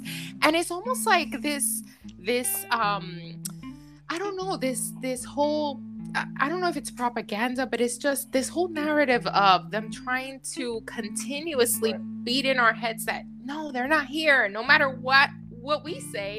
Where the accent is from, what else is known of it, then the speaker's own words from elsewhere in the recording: New York City, New York, United States; I was born in New York City, in Manhattan